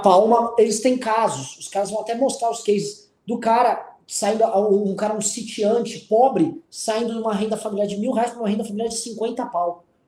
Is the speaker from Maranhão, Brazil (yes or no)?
no; São Paulo, Brazil; Em São Paulo, aqui, a gente é de São Paulo